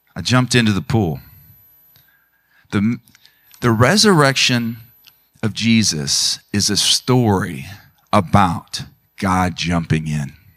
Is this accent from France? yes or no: no; Tulsa, Oklahoma, United States; I grew up in the Tulsa area